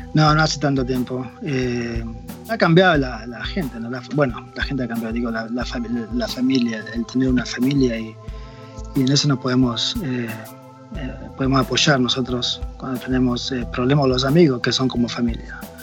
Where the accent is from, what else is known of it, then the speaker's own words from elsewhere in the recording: Choele Choel, Río Negro, Argentina; moved away as an adult; now in United States; mi mamá y mi papá conocieron a una familia eh, de agua que estaban en mi pueblo, en la Patagonia.